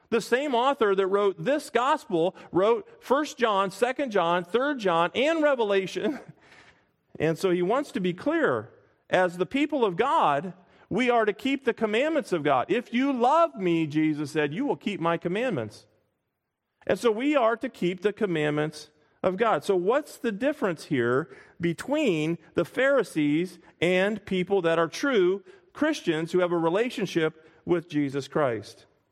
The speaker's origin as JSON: {"language": "English", "town": "Springfield", "region": "Illinois", "country": "United States", "tie": "born or raised there", "said": "I grew up in Springfield, Illinois"}